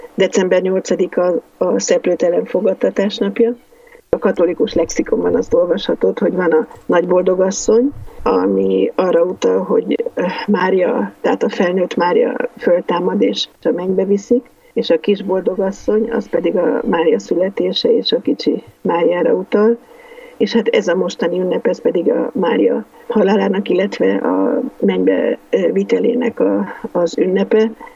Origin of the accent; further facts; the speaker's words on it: Hungary; mondom Magyarországról